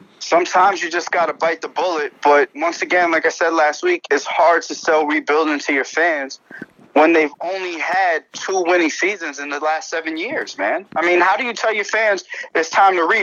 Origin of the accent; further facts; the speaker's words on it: New York City, New York, United States; I'm local, man. I'm in Flushing in my hometown